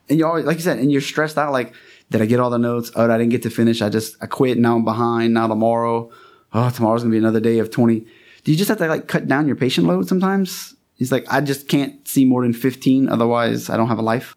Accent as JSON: {"language": "English", "region": "Louisiana", "country": "United States", "said": "I'm from Louisiana."}